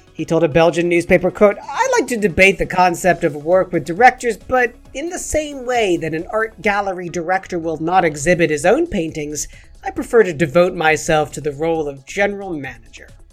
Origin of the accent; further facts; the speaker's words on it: England, United Kingdom; I'm as English as the next man from England